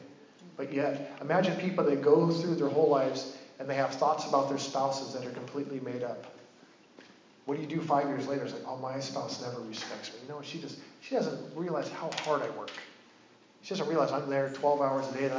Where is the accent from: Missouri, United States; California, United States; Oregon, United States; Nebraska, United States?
Oregon, United States; I'm from Oregon, and I grew up deep in Bigfoot lore